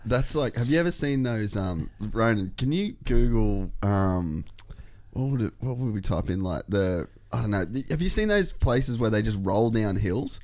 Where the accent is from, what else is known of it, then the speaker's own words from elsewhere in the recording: Cairns, Queensland, Australia; I grew up in Cairns